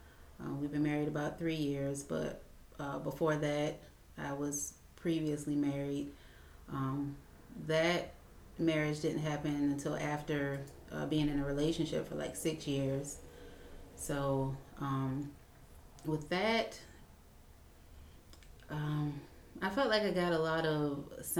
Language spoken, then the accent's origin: English; Savannah, Georgia, United States; I was born and raised in Savannah